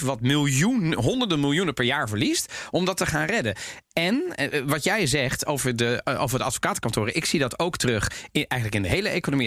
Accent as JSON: {"language": "Dutch", "country": "Netherlands", "tie": "born or raised there", "said": "ik ben geboren en getogen in Nederland"}